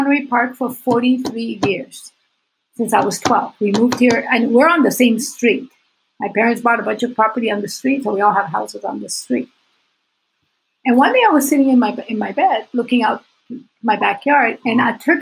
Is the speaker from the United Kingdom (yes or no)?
no; Puerto Rico; I was Puerto Rican